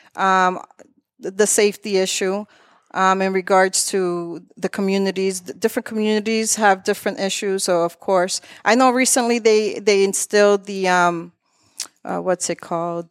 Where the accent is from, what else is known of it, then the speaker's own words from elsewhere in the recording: Lawrence, Massachusetts, United States; also born or lived in Methuen, Massachusetts; I was born in Methuen, uh, raised in Lawrence all my life, but my parents came here from the Dominican Republic